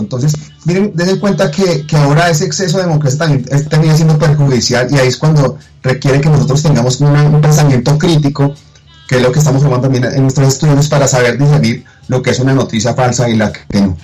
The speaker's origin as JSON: {"language": "Spanish", "country": "Colombia", "said": "cómo somos como colombianos"}